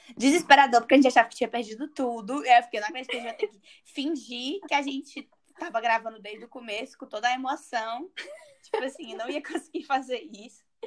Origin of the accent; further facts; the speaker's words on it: Fortaleza, Ceará, Brazil; moved away as an adult; also born or lived in Coimbra, Portugal; now in Porto, Portugal; eu sou de Fortaleza mesmo